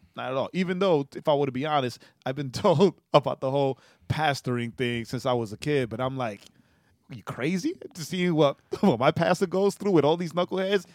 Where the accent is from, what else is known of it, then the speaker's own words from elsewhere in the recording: New York, United States; as a New Yorker